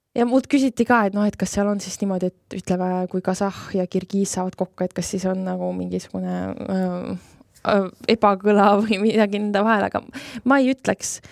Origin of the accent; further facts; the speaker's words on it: Estonia; mina ütlesin Eestist